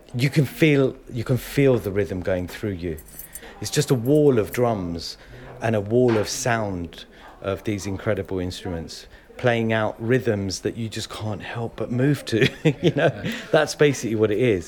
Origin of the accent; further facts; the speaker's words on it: Hounslow, London, United Kingdom; also born or lived in Leeds, Yorkshire and the Humber; I was born in Leeds, here, UK